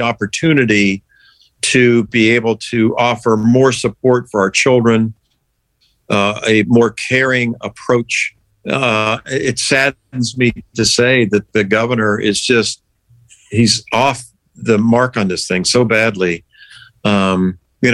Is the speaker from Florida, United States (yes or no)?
yes; St. Petersburg, Florida, United States; also born or lived in Pennsylvania / Altoona; growing up in St. Pete was wonderful